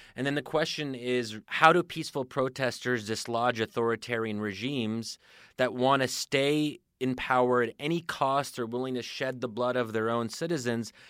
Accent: United States; speaking as an American

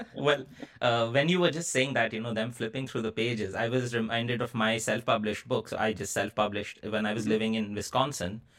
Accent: Kolkata, West Bengal, India; my hometown of Calcutta in India

